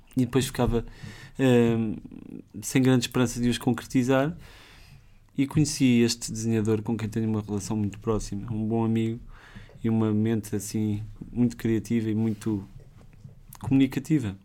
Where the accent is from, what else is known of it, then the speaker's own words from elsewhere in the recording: Lisbon, Portugal; eu cresci em Benfica e, e, aquela zona é assim meio estranha, para quem lá cresceu